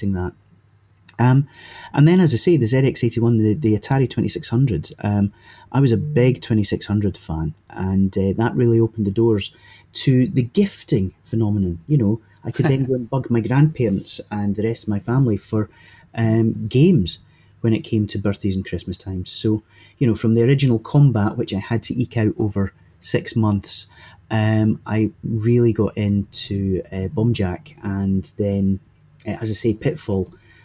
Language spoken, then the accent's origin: English; Leven, Scotland, United Kingdom; also born or lived in Dundee / Windsor; I grew up in Fife, as you can tell from the charming accent, which was an old seaside resort, or Leven, the town I grew up in, was an old seaside resort